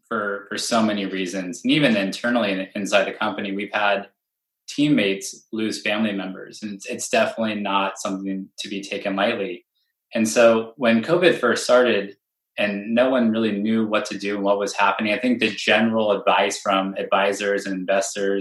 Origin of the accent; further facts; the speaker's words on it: Bay Area, California, United States; I'm from the Bay Area, right? Where I was born in this ecosystem